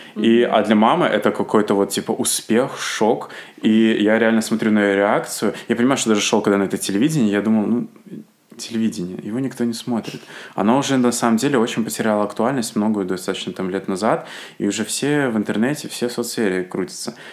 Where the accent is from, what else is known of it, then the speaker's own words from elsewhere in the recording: Asipovichy, Mogilev Region, Belarus; moved away as an adult; now in Minsk, Belarus; в моем родном городе Осипович